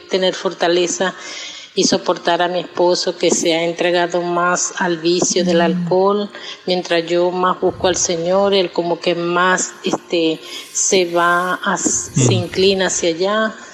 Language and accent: Spanish; Zulia, Venezuela; soy de Venezuela, Estado Zulia